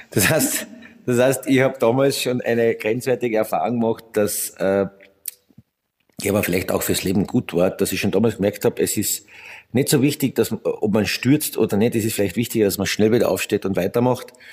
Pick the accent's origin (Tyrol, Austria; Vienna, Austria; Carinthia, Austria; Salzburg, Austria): Carinthia, Austria; Naja, ich bin ja, ich bin ja Kärntner und Bad Lenkirchen liegt in Kärnten